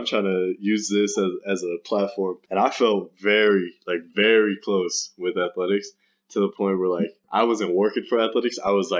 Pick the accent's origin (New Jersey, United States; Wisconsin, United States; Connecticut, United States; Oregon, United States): Oregon, United States; also born or lived in San Marcos, California; But it's better to be like in Oregon because I'm from Oregon. It's better to stay here